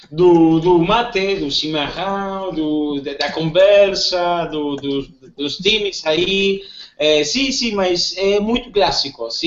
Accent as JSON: {"language": "Portuguese", "town": "Comodoro Rivadavia", "region": "Chubut", "country": "Argentina", "second_language": "Portuguese"}